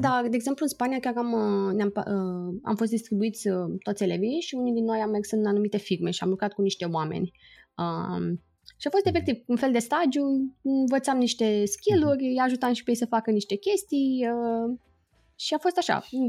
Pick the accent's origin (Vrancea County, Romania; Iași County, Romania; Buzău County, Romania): Iași County, Romania; Iași; moved away as an adult; also born or lived in Timișoara, Romania / London, United Kingdom; now in San Francisco, United States; eu sunt din Iași, deci am făcut toată școala în Iași.